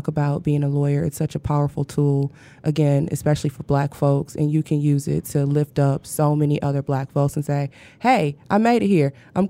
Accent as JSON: {"language": "English", "town": "Flint", "region": "Michigan", "country": "United States", "tie": "born or raised there", "moved": "as an adult", "lives_now": "Detroit, United States", "said": "I have two homes, right? Yeah. So, I'm born and raised in Flint, but this is also home."}